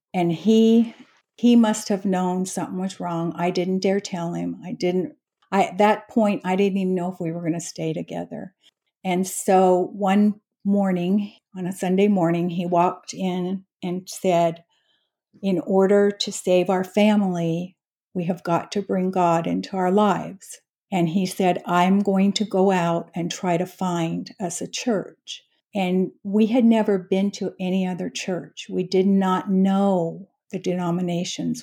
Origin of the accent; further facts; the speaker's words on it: Utah, United States; moved away as an adult; now in Frisco, United States; I was born and raised in Utah